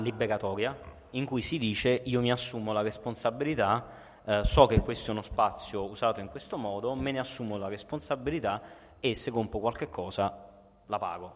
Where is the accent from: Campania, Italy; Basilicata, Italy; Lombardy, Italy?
Campania, Italy; Naples; Da napoletano